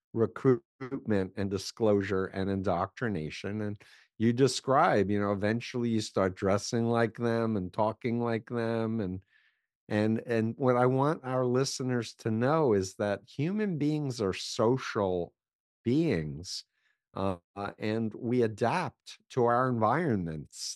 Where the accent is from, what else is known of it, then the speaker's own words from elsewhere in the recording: New York City, New York, United States; I grew up in New York, in Flushing, Queens